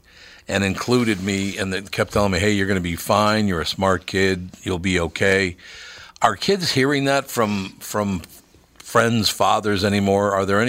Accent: Minneapolis, Minnesota, United States; When I was a kid, 11 years old, we moved from Plymouth Avenue up to the West Broadway area up in North Minneapolis.

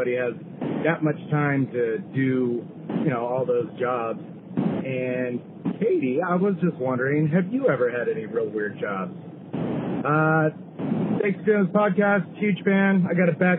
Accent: Oceanside, California, United States; moved away as an adult; also born or lived in Chicago; I'm currently driving from Chicago back home to Oceanside, California

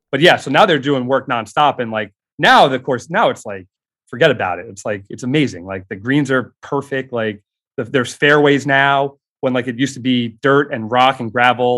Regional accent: Long Island, New York, United States; growing up in New York, uh, on Long Island, uh, particularly

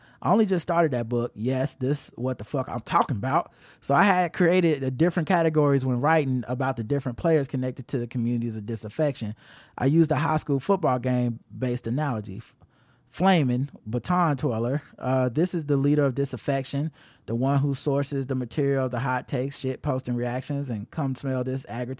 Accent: Jamaica; accent: Jamaican; the childhood trauma over my Jamaican accent in elementary school. I was that 7-year-old girl all over again.

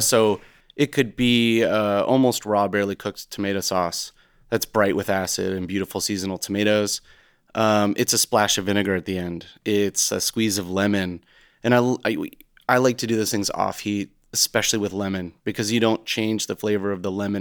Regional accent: United States; growing up as an American

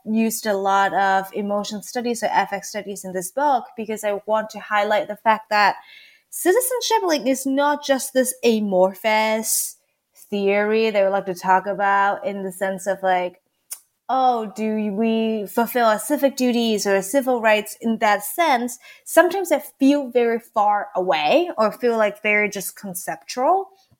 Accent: Hong Kong; moved away as an adult; now in United States; And so I grew up in Hong Kong. Actually, I did not move to the States until I was about 18 years old.

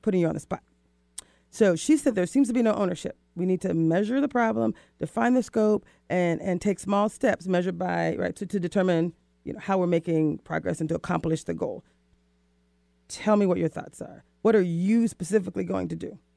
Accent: the South, United States; I'm from the South, so that's how we speak

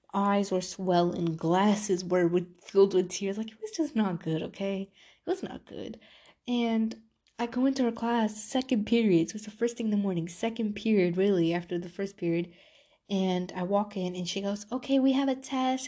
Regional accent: New York, United States; moved away; I'm from New York

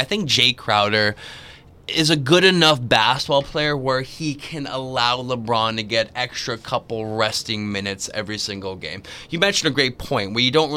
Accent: Canada; as a Canadian

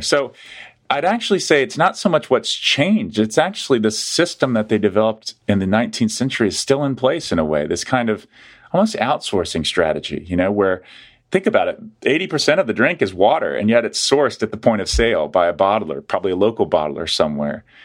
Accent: Atlanta, Georgia, United States; moved away as an adult; now in Ohio, United States; I grew up in Atlanta, Georgia. I was born in the city that Coke was born

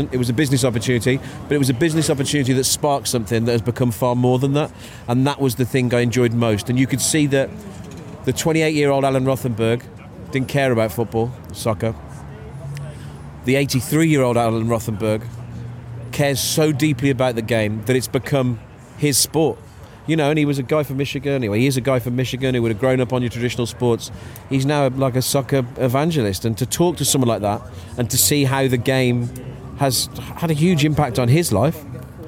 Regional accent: Wolverhampton, West Midlands, United Kingdom; born or raised there

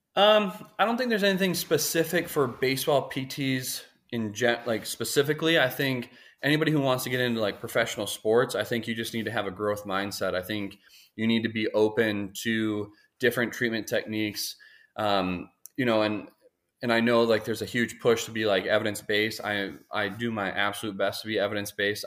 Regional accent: Minneapolis, Minnesota, United States; moved away; I'm originally from Minnesota, Twin Cities area. Um, grew up playing sports

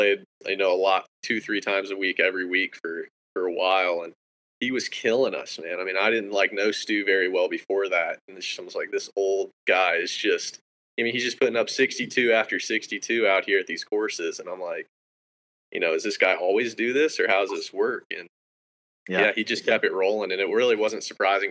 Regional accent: Texas, United States; moved away; also born or lived in Georgia; growing up in Texas, the strangest thing for me now, like, looking back, is I just never felt like I was that good compared to, like, just the guys in my neighborhood

